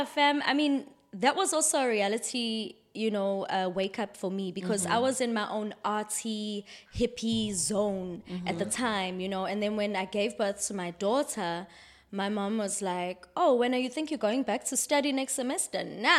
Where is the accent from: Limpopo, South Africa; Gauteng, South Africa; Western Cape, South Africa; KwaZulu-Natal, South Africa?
KwaZulu-Natal, South Africa; Durban; And I'm born and raised in Durban.